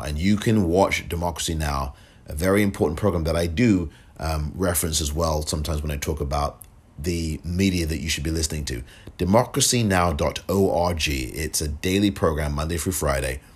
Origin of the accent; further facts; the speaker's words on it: England, United Kingdom; now in United States; I'm from England